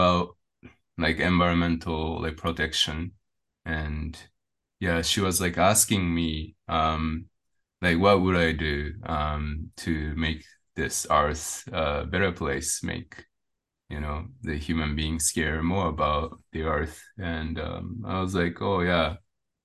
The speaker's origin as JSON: {"language": "English", "country": "Japan", "also_born_or_lived": "India", "said": "I came back to Japan"}